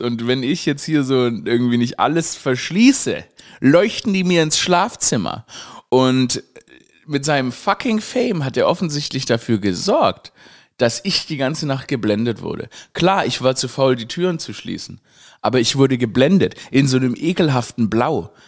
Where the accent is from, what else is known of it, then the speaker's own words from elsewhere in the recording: Swabia, Germany; ich Schwäbin, äh, Schwabe bin, dass sie, oder gebürtiger Schwabe bin